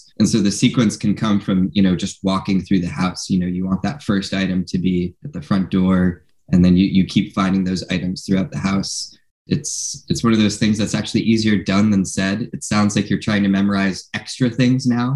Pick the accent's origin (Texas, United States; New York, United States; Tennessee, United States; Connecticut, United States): Connecticut, United States; West Hartford; now in San Francisco, United States; the house that I grew up in back in West Hartford, Connecticut